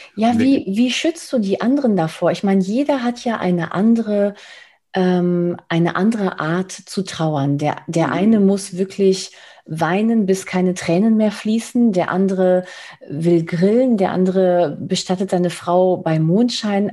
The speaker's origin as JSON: {"language": "German", "country": "Spain", "moved": "yes", "lives_now": "Germany", "said": "ich als Spanierin"}